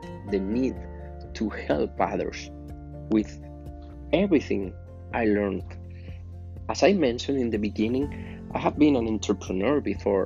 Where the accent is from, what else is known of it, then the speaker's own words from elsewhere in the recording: Spain; English is a second language; I'm from Spain